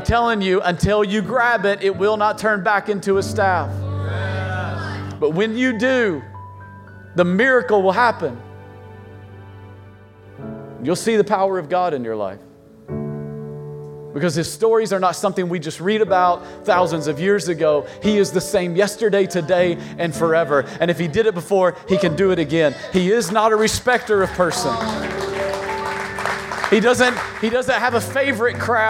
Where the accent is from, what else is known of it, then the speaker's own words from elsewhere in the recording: East Tennessee, United States; accent: hillbilly; now in Virginia, United States; I grew up in East Tennessee